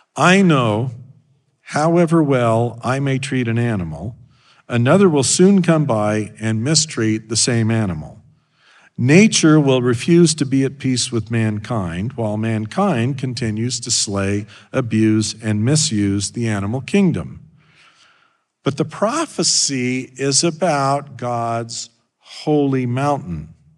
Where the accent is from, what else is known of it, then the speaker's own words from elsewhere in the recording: Idaho, United States; moved away; I grew up in Idaho